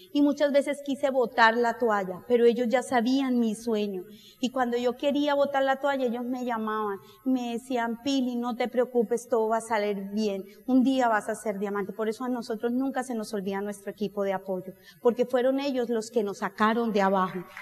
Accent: Colombia; yo no vengo de Colombia

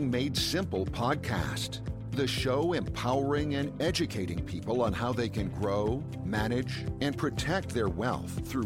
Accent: Memphis, Tennessee, United States; also born or lived in Nebraska; now in Mobile, United States; I was actually born in Nebraska, but I I'm from Memphis, Tennessee. That's what I tell everyone. My dad was in the Navy. We moved around a lot. And Memphis is where we resided the longest.

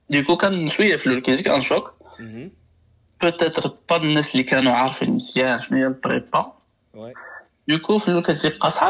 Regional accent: Morocco

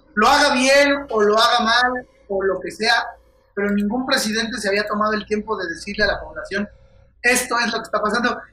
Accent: Querétaro, Mexico; moved away as an adult; now in Mexico City, Mexico; Querétaro, que es el lugar donde yo, donde yo nací

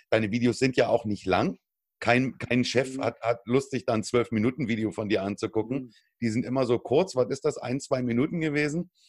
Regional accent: Germany

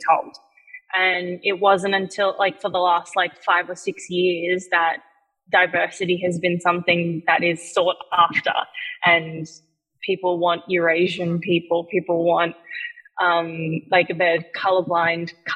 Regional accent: New South Wales, Australia; I stayed in Australia

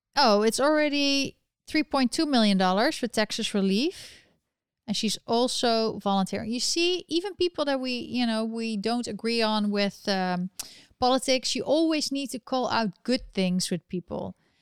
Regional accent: Netherlands; accent: European; we are from the Netherlands. We're actually Dutch

